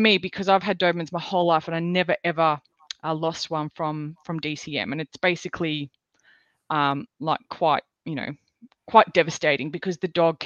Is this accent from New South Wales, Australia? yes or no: no; Victoria, Australia; moved away as an adult; now in Queensland, Australia; we're originally from Victoria, which is in the south, when we moved to Queensland